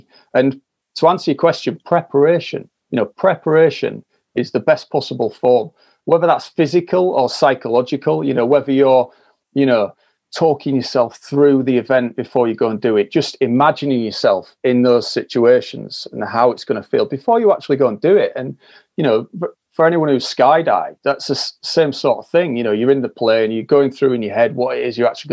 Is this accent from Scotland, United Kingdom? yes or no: no; Yorkshire and the Humber, United Kingdom; I'm from Yorkshire